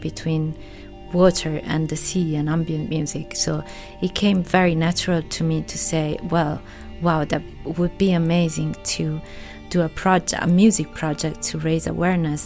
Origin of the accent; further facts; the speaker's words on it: Italy; moved away as an adult; also born or lived in London / New York / Los Angeles / Berlin; now in Ibiza, Spain; I grew up in Italy, but I lived in London.